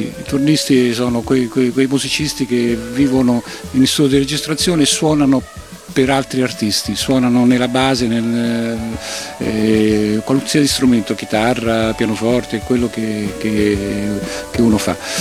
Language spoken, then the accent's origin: Italian; Rome, Lazio, Italy; noi siamo di Roma